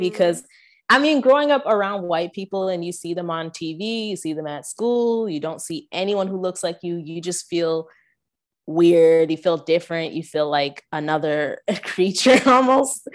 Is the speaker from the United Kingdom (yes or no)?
no; Canada; I grew up in Canada, so all the churches I went to, except for one, were predominantly white